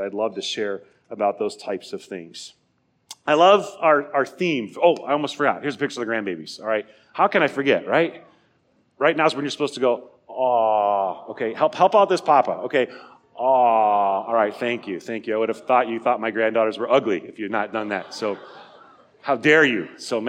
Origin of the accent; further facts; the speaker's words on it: Nebraska, United States; moved away; I grew up in Nebraska.